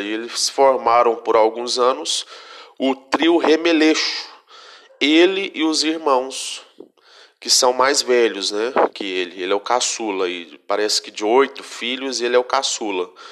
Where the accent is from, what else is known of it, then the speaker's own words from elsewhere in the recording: Vazante, Minas Gerais, Brazil; eu sou do, de Vazante, 80 quilômetros da terra natal dele, ali no noroeste de Minas Gerais